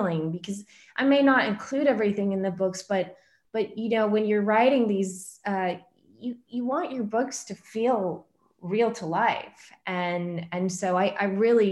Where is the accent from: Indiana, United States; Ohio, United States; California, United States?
California, United States; Southern; I'm originally from Southern California